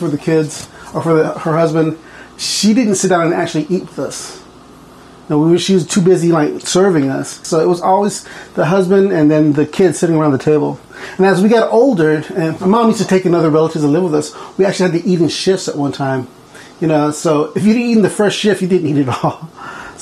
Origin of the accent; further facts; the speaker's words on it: Port Lavaca, Texas, United States; moved away as an adult; now in Bethel, United States; I grew up in Port Lavaca, Texas, which is like halfway between Corpus Christi and Houston